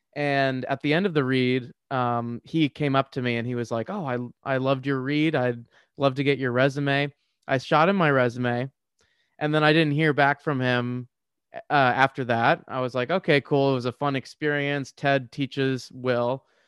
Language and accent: English; Washington, District of Columbia, United States; I grew up in the D C area